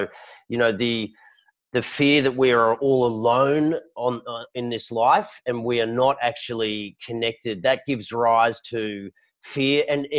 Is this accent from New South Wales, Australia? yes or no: yes; Sydney, New South Wales, Australia; I was born and raised here in Sydney